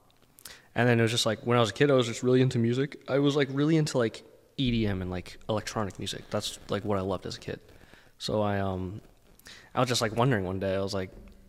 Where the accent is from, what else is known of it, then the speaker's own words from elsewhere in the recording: Lowell, Massachusetts, United States; also born or lived in Dracut, Massachusetts / Southern New Hampshire; So I grew up in Lowell, Massachusetts until I was about, I think, 11. And then I moved to Drake at Mass